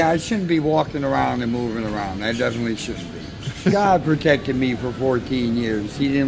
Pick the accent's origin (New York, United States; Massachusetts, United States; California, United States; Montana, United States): Montana, United States; I'm from Montana.